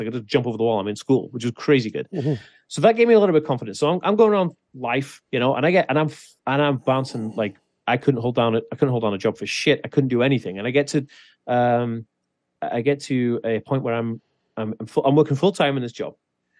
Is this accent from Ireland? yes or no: no; Wales, United Kingdom; So I grew up in Wales, and Wales in the 1980s, fucking rural as shit.